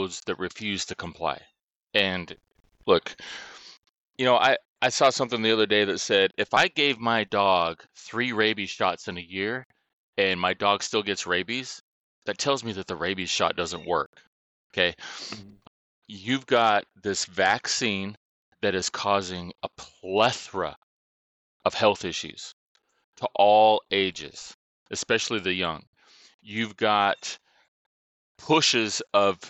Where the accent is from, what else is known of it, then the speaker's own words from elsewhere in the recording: United States; we as American people